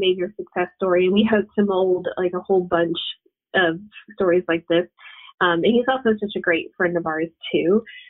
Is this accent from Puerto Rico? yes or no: yes; Puerto Rico; moved away; we're from Puerto Rico